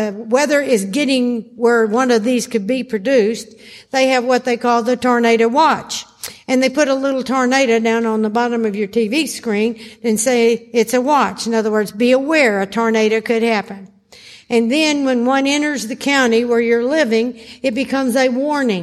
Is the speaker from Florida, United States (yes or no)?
no; Arkansas, United States; I was raised in Arkansas.